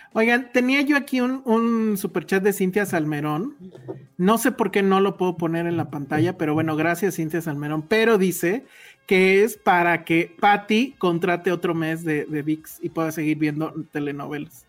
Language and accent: Spanish; Los Cabos, Baja California Sur, Mexico; yo vengo de Cabos